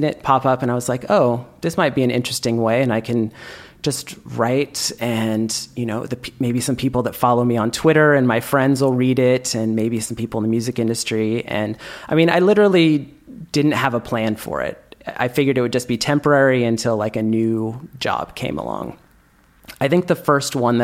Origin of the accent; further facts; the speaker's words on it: Bay Area, California, United States; moved away as an adult; now in Barcelona, Spain; I was born and raised in the Bay Area